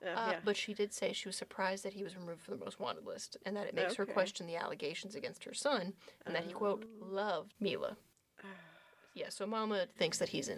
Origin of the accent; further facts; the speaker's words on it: Goose Creek, South Carolina, United States; I'm from Goose Creek